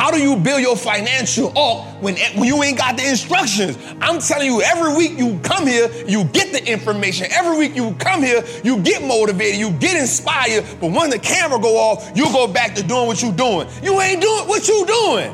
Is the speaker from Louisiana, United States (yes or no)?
yes; New Orleans, Louisiana, United States; I'm from New Orleans